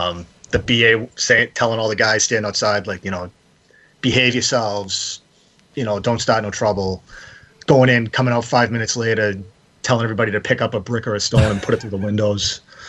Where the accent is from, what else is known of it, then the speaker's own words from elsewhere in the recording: Quincy, Massachusetts, United States; I grew up right outside of Boston, right south of the city, in Quincy.